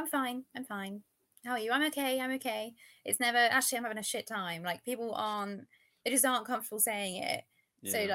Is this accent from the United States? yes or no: no; United Kingdom; I'm British